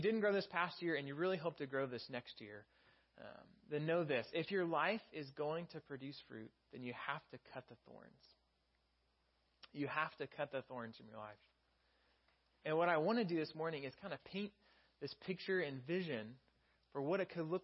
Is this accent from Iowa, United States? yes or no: no; Texas, United States; now in California, United States; I'm from Texas